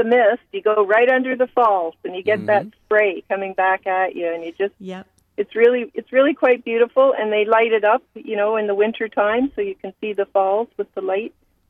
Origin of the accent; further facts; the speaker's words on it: Toronto, Ontario, Canada; and raised in Toronto. Love it. It's the best city in the world.